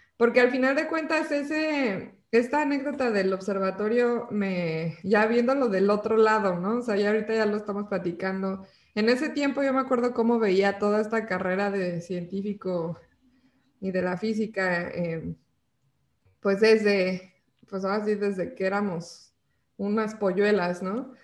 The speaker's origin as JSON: {"language": "Spanish", "region": "Mexico City", "country": "Mexico", "said": "yo soy de la Ciudad de México"}